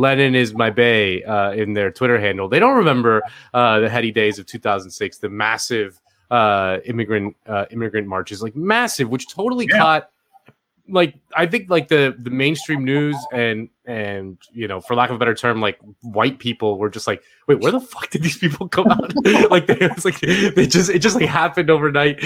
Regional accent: Miami, Florida, United States; moved away as an adult; now in Los Angeles, United States; I live in LA. I'm a transplant. I'm from Miami originally, but I moved here in 2016

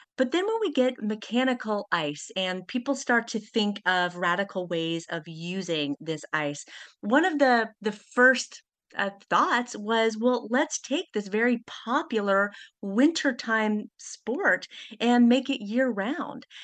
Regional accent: Kansas, United States; now in New Haven, United States; I was visiting family in my hometown of Kansas

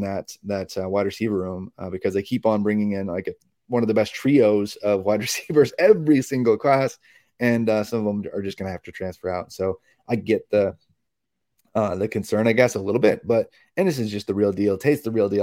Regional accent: Indiana, United States; I'm from Indiana

